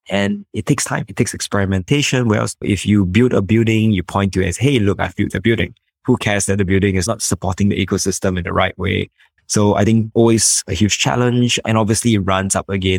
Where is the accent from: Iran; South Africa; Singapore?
Singapore; I'm from Singapore